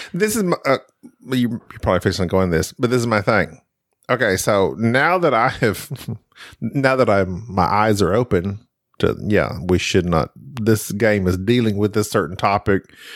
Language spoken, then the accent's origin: English; United States; growing up in America, when I grew up in school